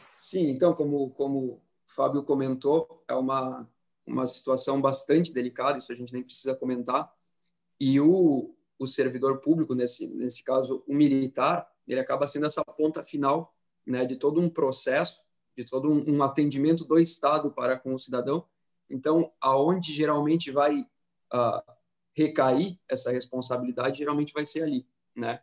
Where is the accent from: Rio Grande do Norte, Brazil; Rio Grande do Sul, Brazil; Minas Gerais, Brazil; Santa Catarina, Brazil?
Santa Catarina, Brazil; Florianópolis; Eu sou aqui de Florianópolis também